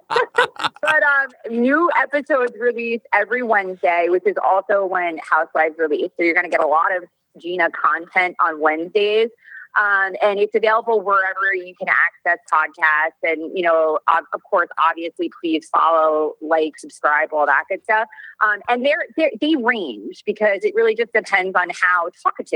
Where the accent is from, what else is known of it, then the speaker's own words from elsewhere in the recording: New York, United States; now in Orange County, United States; it's just the way I was brought up. I'm like a New Yorker